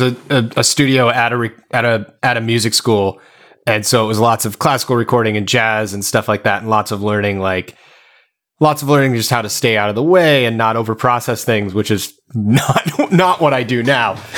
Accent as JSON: {"language": "English", "region": "Arizona", "country": "United States", "tie": "born or raised there", "said": "I played in a bunch of bands growing up in Arizona"}